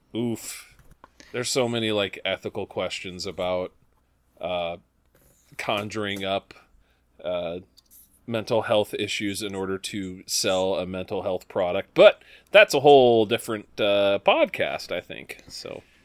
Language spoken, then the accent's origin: English; United States; us Americans